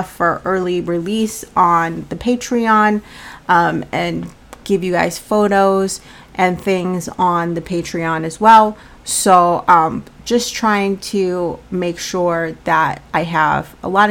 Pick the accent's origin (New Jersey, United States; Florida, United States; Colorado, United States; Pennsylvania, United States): Colorado, United States; now in Massachusetts, United States; Now, I live in Massachusetts, but I'm from Colorado